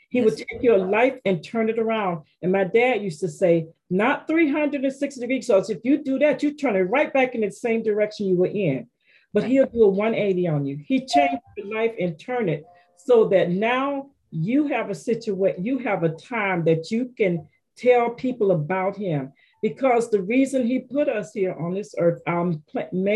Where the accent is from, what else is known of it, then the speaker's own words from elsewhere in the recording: Penney Farms, Florida, United States; I was from Florida.